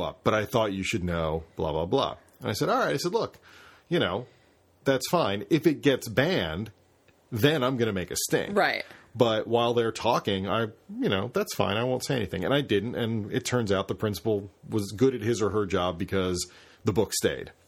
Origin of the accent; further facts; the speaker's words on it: Carroll County, Pennsylvania, United States; I grew up in Carroll County.